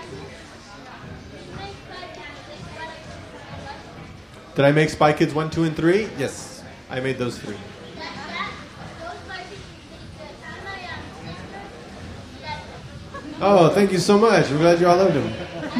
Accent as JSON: {"language": "English", "town": "San Antonio", "region": "Texas", "country": "United States", "tie": "born or raised there", "also_born_or_lived": "Austin", "said": "I went to the University of Texas in Austin because I grew up in San Antonio."}